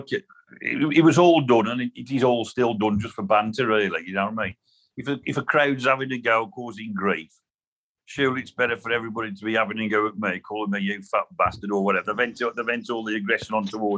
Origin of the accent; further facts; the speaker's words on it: Wolverhampton, West Midlands, United Kingdom; I'm from Wolverhampton.